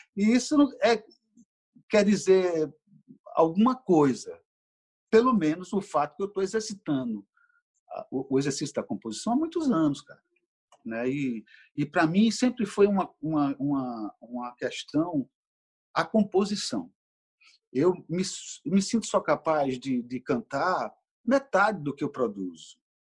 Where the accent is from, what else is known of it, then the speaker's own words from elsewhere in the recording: Recife, Pernambuco, Brazil; now in Rio de Janeiro, Brazil; Pernambuco está comigo onde eu for. Tanto é que o Recife que eu trago talvez não exista mais